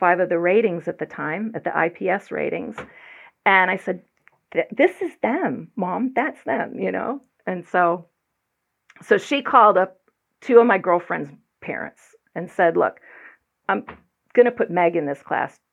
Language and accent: English; Broadview Heights, Ohio, United States; moved away; I was born and raised in Broadview Heights, Ohio, which is just outside of Cleveland